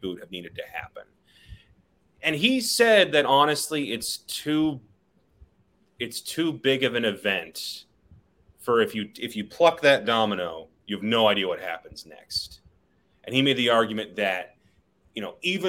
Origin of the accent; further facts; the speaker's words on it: Kansas City, United States; my hometown